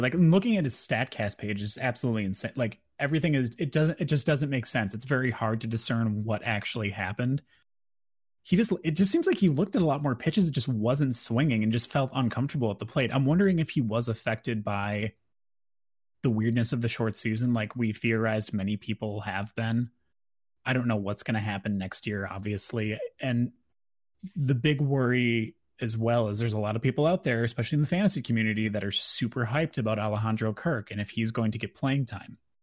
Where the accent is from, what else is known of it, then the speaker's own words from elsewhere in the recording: Wisconsin, United States; since I'm from Wisconsin